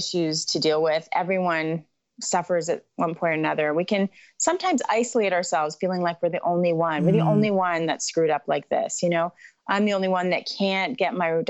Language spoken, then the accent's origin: English; Canada; also born or lived in Caribbean; I hail from Canada